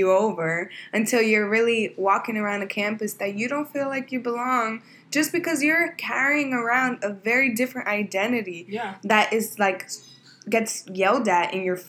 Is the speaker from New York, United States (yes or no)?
yes; New York City, New York, United States; I went to school in East Harlem, Manhattan Center. I think it was probably, like, over 80% Black and Latinx.